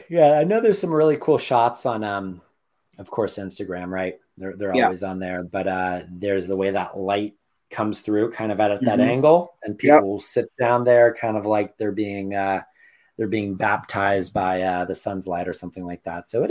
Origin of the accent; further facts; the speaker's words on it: California, United States; I'm a Californian. I got some California pride.